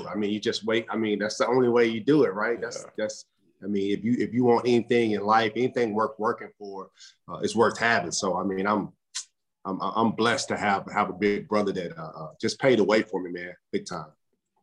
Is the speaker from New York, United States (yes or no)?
no; Waco, Texas, United States; I'm from Central Texas, man. I'm from Waco, little town, right in the heart of Texas